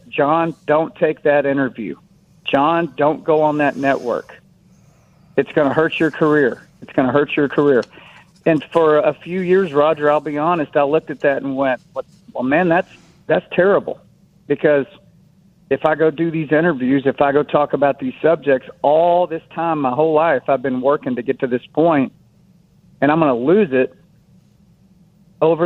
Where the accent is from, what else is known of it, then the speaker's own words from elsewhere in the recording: United States; I'm an American